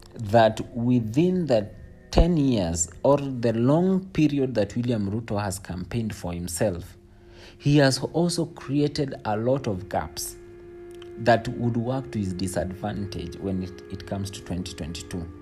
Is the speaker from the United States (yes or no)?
no; Kenya